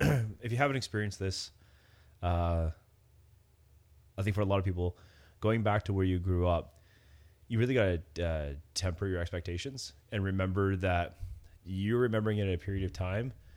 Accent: Cobourg, Ontario, Canada; where I grew up in Coburg

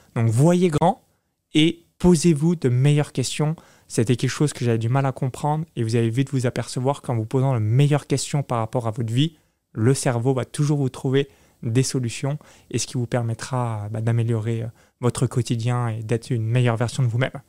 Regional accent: near Chalon-sur-Saône, Bourgogne-Franche-Comté, France; moved away as an adult; now in Tallinn, Estonia; j'ai grandi de 0 à 19 ans dans une ferme agricole à 20 km de Chalon-sur-Saône

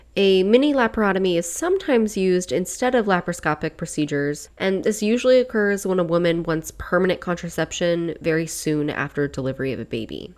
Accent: Virginia, United States; my home state of Virginia

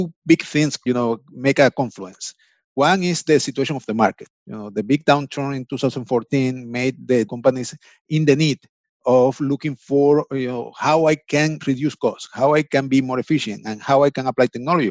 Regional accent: Venezuela; moved away as an adult; now in United States; I'm from Venezuela, actually. I came to the States around 10 years, maybe a little bit more.

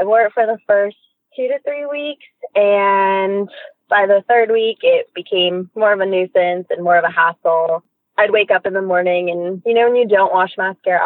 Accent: Orange County, California, United States; moved away; also born or lived in Inland Empire / Southern Oregon; I grew up in Orange County

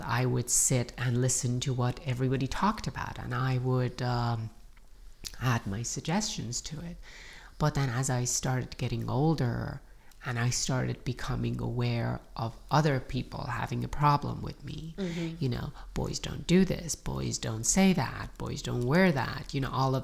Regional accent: Iran; moved away; I grew up in Iran during the Iran-Iraq War.

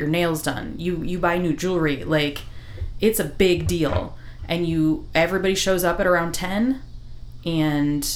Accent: Iowa, United States; I grew up in Iowa. I was the only Hispanic person in the entire school.

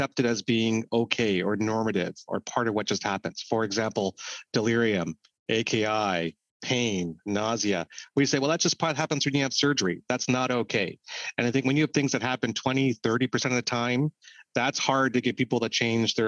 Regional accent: Canada; being very Canadian

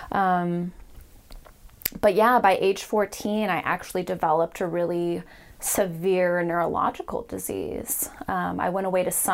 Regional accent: Marin County, California, United States; also born or lived in San Francisco; I was born in San Francisco, but mainly raised in Marin County

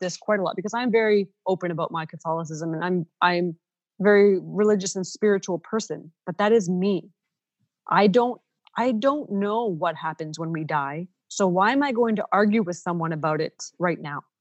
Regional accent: Ontario, Canada; first language Ukrainian; English is a second language; moved away as an adult; also born or lived in Saskatchewan

